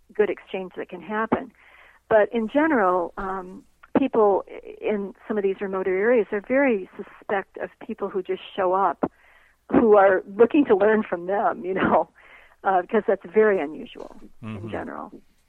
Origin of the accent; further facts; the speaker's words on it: United States; as an American